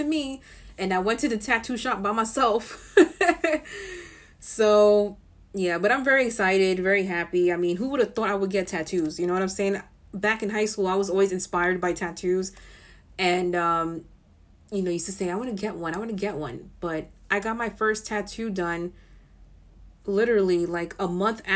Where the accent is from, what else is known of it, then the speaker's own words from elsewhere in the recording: New York City, New York, United States; I'm born and raised in the Bronx, still in the Bronx